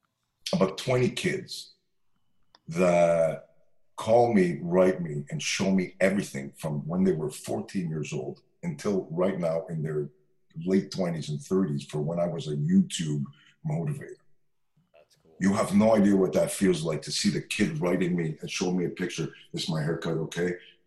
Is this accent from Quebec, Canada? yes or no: yes; Montreal, Quebec, Canada; And Rhonda Smith is a dear friend of mine from very long, we're both from Montreal.